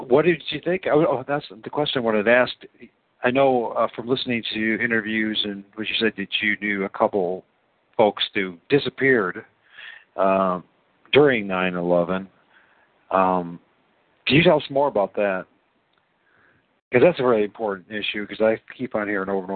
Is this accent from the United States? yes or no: yes; Great Lakes, United States; I'm a flatlander from the Great Lakes